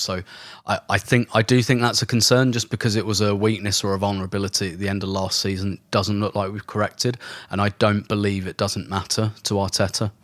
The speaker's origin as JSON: {"language": "English", "region": "London", "country": "United Kingdom", "said": "I'm not from Islington, I'm from London"}